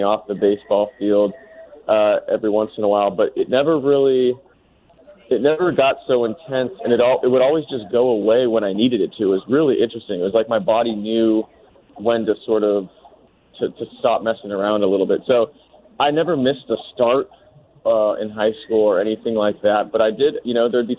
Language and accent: English; Bay Area, California, United States; moved away; I was born and raised in the Bay Area, and this was in the late 80s.